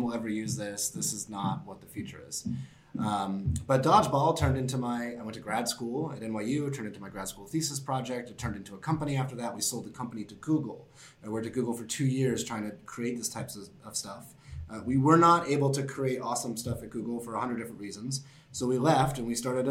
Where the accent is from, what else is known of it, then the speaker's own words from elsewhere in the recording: Boston, Massachusetts, United States; moved away as an adult; also born or lived in Syracuse, New York; now in New York City, United States; I'm from Boston